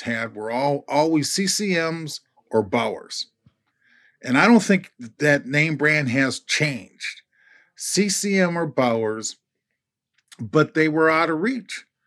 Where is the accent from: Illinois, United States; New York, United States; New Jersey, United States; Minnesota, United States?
Minnesota, United States; Minneapolis; as a kid growing up in North Minneapolis